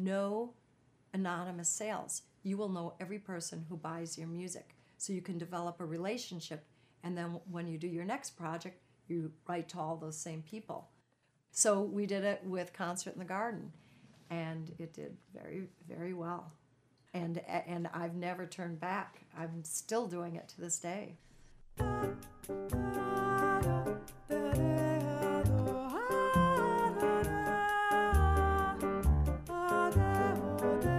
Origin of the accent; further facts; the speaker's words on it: Minnesota, United States; moved away; my hometown